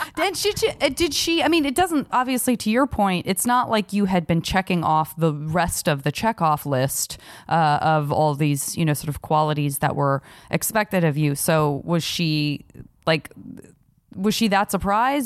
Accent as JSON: {"language": "English", "town": "Tucson", "region": "Arizona", "country": "United States", "tie": "born or raised there", "said": "where I grew up in Tucson"}